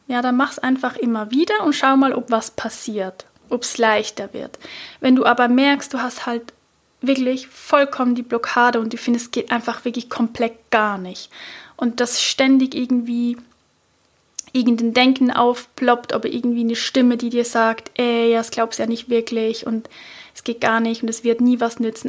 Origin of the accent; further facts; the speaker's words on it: Switzerland; accent: Swiss German; first language Swiss German; ich bin ja Schweizerin, also ich spreche natürlich all diese Affirmationen nicht auf Hochdeutsch, sondern auf Schweizerdeutsch